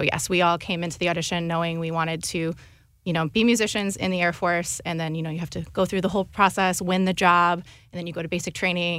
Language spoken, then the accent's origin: English; Johnsburg, Illinois, United States; now in St. Louis, United States; I'm originally from Johnsburg, Illinois